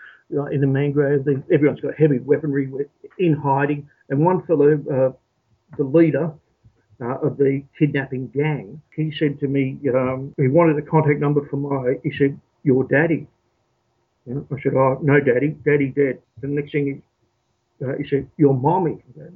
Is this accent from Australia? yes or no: yes; Australia; I suppose I'm very much Australian in my way of thinking and so on and manner